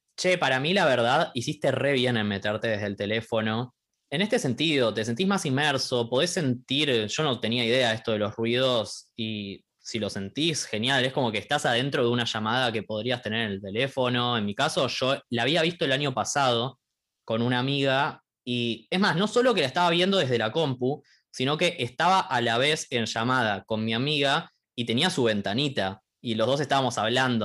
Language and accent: Spanish; Argentina; nosotros somos de Argentina